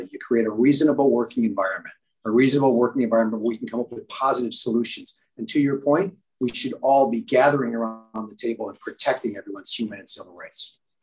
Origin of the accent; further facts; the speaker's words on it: Amherst, New York, United States; I am uh, from Amherst. Uh, that is where I was born and raised.